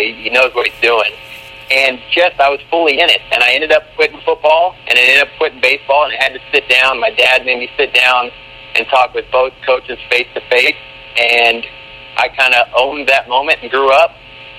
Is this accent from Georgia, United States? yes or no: no; Uvalde, Texas, United States; I'm from Uvalde, Texas, which may not sound like much of a place, but it's halfway between San Antonio and Mexico, and our claim to fame is that it's the hometown of Matthew McConaughey, which is about Texas as it gets. So, you know, that's where I grew up.